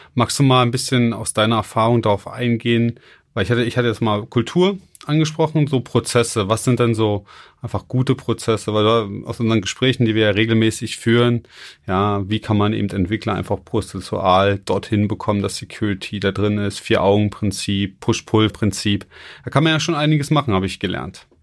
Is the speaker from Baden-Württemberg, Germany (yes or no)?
yes; Baden-Württemberg, Germany; bei uns in Baden-Württemberg